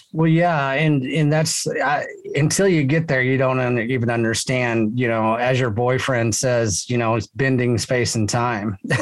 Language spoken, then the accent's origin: English; Texas, United States; I'm a Texan and a Texian